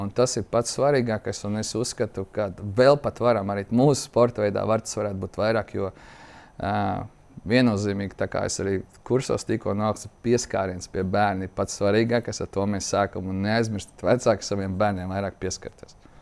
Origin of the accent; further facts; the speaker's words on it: Latvia; Mēs esam latvieši, vienādāk runājuši